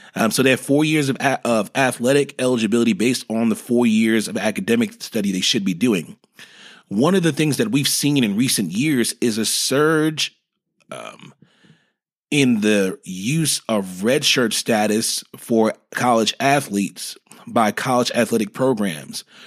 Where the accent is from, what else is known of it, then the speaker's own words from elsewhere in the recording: New York, United States; moved away as an adult; now in Dallas, United States; I'm originally from New York